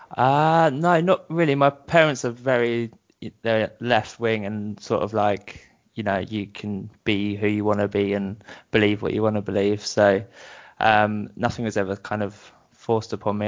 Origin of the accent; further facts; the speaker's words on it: Brighton, South East England, United Kingdom; accent: British; moved away as an adult; now in Bristol, United Kingdom; I grew up in Brighton.